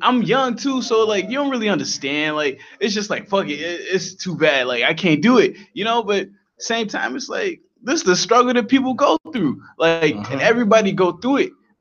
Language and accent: English; Chicago, Illinois, United States; I'm from the Hundreds. I grew up on the 120th Prairie